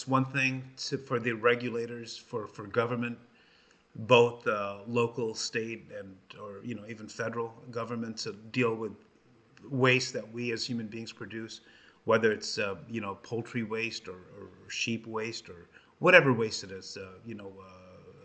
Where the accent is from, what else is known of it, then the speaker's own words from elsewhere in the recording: Los Angeles, California, United States; as a kid growing up in Los Angeles